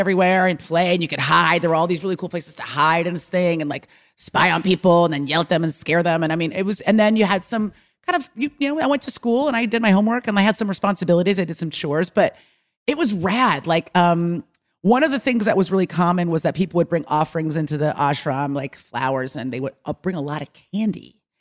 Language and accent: English; Bay Area, California, United States; moved away; I grew up in the Bay Area